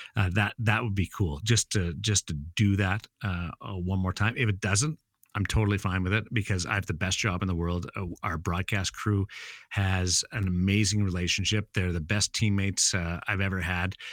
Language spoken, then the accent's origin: English; Brandon, Manitoba, Canada; now in Las Vegas, United States; I'm from Brandon